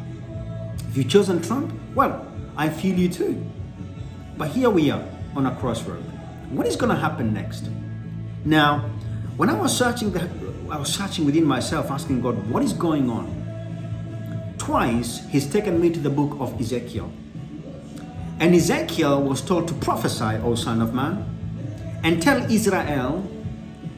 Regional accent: Kenya; I'm Kenyan

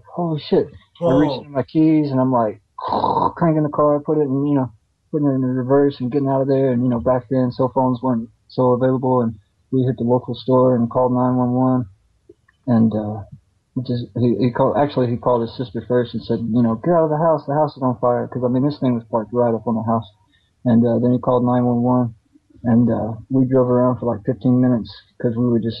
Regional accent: the South, United States; I'm from the South

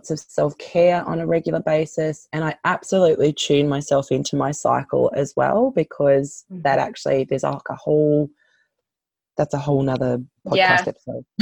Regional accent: Australia; I'm an Australian

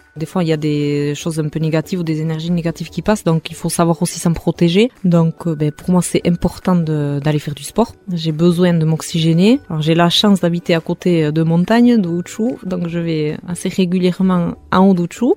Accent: Hasparren, Nouvelle-Aquitaine, France; first language Basque; French is a second language; now in Mendionde, France; je suis native d'Aspagne

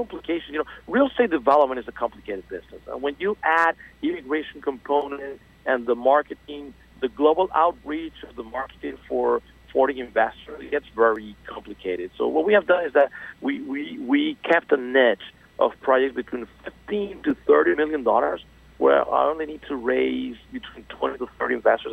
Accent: Venezuela; moved away as an adult; now in South Florida, United States; I'm originally from Venezuela, and I moved to South Florida in 2001.

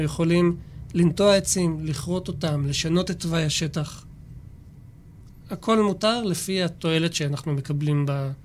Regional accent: Jerusalem, Jerusalem District, Israel; moved away as an adult; now in Shfela, Israel; מירושלים במקור, גר כבר שבע

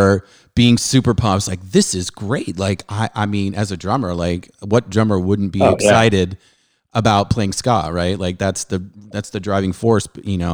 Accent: Southern California, United States; growing up in Southern California

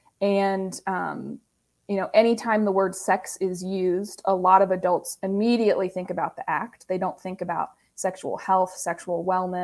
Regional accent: Ohio, United States; now in Indiana, United States; I'm originally from Ohio

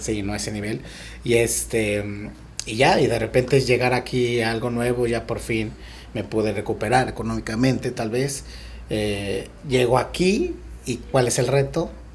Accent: Mexico City, Mexico; moved away as an adult; now in Tulum, Mexico; vengo de la Ciudad de México

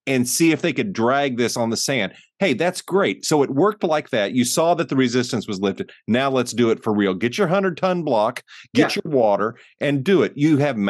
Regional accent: United States; growing up in the American school systems

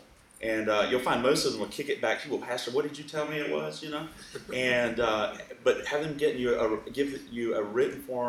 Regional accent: Alabama, United States; also born or lived in Eastern North Carolina; now in California, United States; I grew up in the South in Alabama

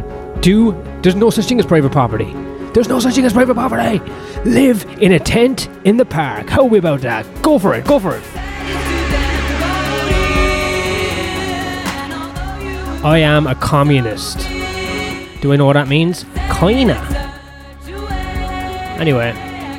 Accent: Ireland; I'm Irish. I was never going to be speaking my own language anyway

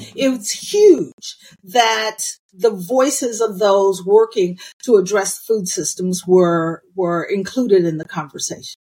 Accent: United States; I was born in the United States of America

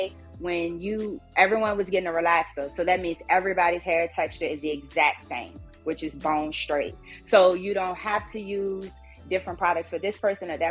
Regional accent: Richmond, Virginia, United States; I'm from Richmond, Virginia, born and raised

